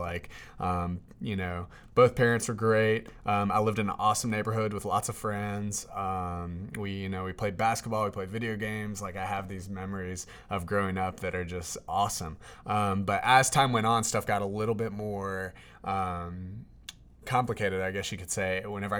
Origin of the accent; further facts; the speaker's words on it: Durham, North Carolina, United States; I grew up in Durham, North Carolina. My dad is a pastor. My mom was a social worker at that time.